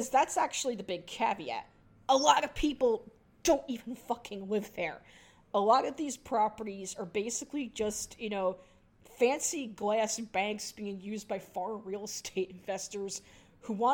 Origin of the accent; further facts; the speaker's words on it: New York City, New York, United States; my hometown's, skyline